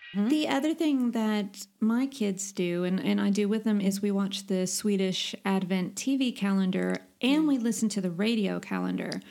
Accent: United States; now in Sweden; I'm the American

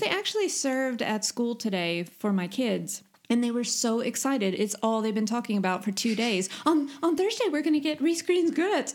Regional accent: United States; now in Sweden; I'm the American

